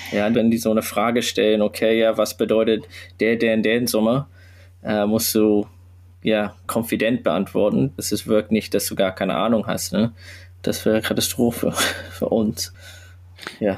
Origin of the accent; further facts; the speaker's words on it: Sydney, New South Wales, Australia; German is a second language; now in Hamburg, Germany; ich komme ursprünglich aus Australien